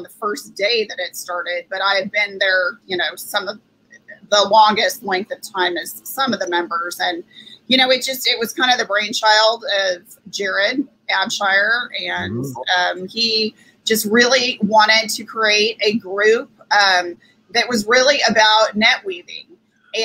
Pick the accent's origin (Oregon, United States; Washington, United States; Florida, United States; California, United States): California, United States; El Dorado Hills; moved away as an adult; also born or lived in Palm Springs, California / Stockton, California / Bay Area, California; now in Frisco, United States; we moved to a suburb called El Dorado Hills, which is outside of Sacramento. And I grew up there.